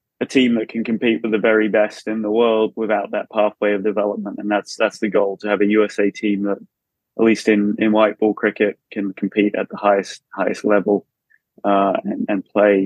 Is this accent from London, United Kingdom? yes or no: no; Brighton, South East England, United Kingdom; moved away as an adult; now in United States; I grew up in Brighton, about 5 minutes from the ground in Hove there.